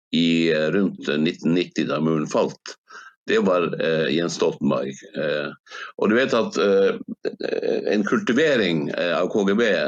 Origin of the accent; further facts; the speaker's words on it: Hammerfest, Finnmark, Norway; now in Spain; min hjemby Hammerfest